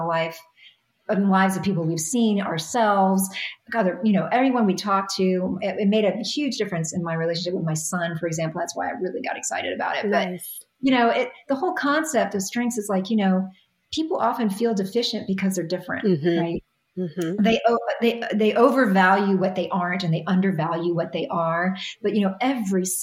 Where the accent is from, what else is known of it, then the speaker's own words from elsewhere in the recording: New York, United States; I'm a New Yorker